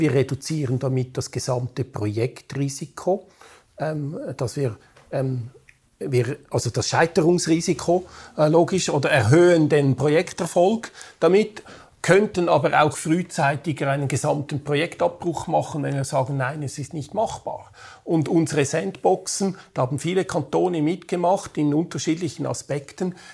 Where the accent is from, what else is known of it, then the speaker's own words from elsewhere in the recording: Switzerland; bei uns in der Schweiz